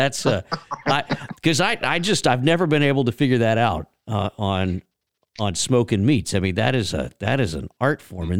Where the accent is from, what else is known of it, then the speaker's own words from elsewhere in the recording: Texas, United States; growing up in Texas, we're pretty particular about our brisket.